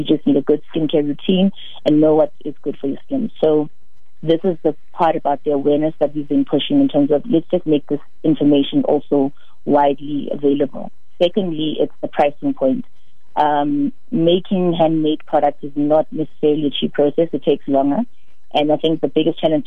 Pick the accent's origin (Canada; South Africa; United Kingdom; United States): South Africa; Soweto, Gauteng; I'm born and raised in Soweto